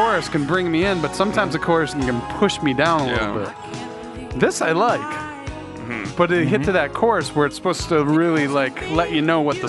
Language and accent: English; New York City, New York, United States; I'm from New York City.